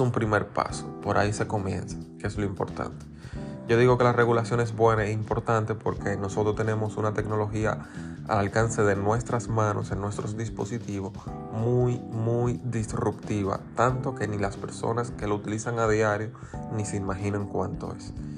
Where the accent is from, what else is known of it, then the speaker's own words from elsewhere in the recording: Dominican Republic; aquí en República Dominicana